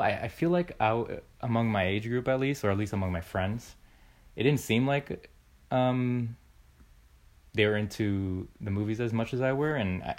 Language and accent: English; Florida, United States; born there; But I was born in Florida.